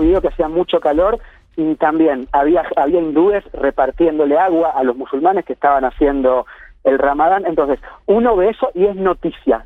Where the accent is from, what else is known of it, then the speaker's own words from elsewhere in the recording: Argentina; moved away as an adult; now in Kerala, India; soy argentino y acá más que en ningún otro lugar se abren todas las puertas